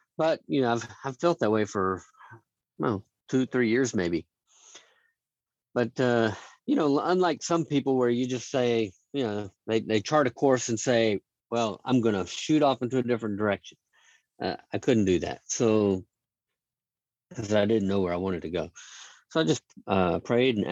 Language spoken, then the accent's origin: English; Dallas, Texas, United States; I was raised in Dallas, Texas, a small suburb in the Dallas area